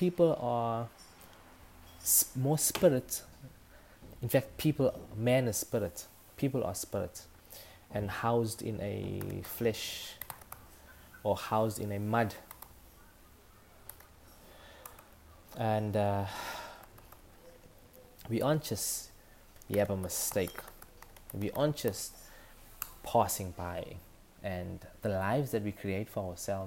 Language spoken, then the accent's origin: English; Durban, KwaZulu-Natal, South Africa; accent: Durban; my authentic Durban accent